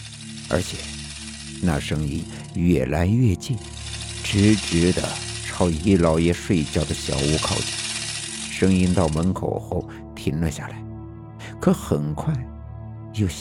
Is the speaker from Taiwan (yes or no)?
no; Northeast China, China; 我的老家是在东北的农村，事情发生在上世纪的八十年代。